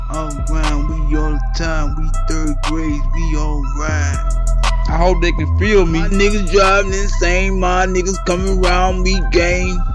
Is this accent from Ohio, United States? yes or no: no; Tennessee, United States; I come from Tennessee.